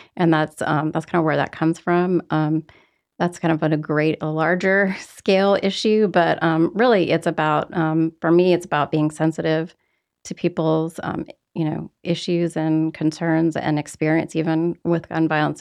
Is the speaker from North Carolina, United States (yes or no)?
no; Roanoke, Virginia, United States; moved away; I'm from Roanoke, Virginia